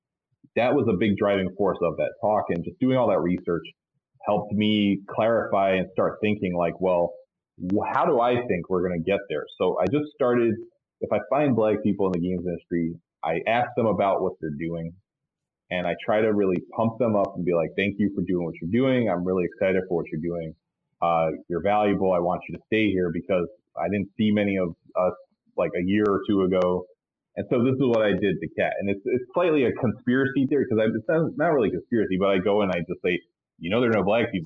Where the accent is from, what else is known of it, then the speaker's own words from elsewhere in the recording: New York, United States; I grew up in New York